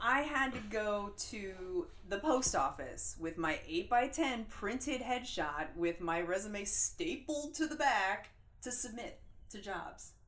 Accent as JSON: {"language": "English", "region": "New Jersey", "country": "United States", "tie": "born or raised there", "said": "I grew up in New Jersey."}